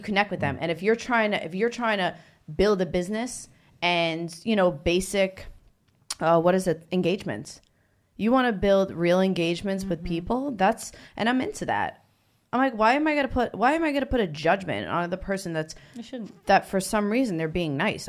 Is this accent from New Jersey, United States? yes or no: yes; New Jersey, United States; moved away; I'm originally from New Jersey.